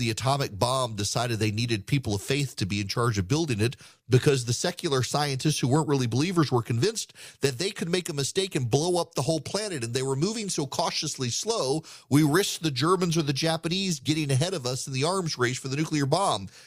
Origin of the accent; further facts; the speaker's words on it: Dubai, United Arab Emirates; In the 1980s, I was a kid growing up in Dubai. My dad worked for the oil industry